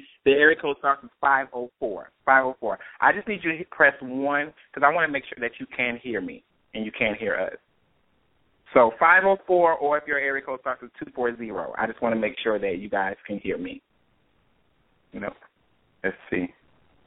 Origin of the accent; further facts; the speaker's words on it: Atlanta, Georgia, United States; growing up in Atlanta